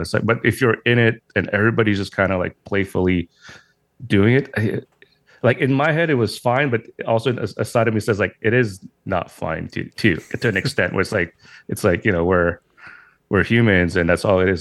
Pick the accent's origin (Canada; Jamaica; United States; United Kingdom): Canada; Montreal, Quebec; I'm from Montreal, Canada